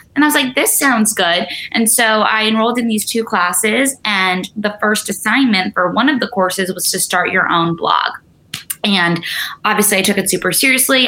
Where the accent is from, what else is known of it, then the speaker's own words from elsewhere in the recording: New York City, New York, United States; growing up in New York City, I feel like people always, you know, think I grew up outside in the Hamptons or the suburbs. I grew up literally in the heart of the fashion industry.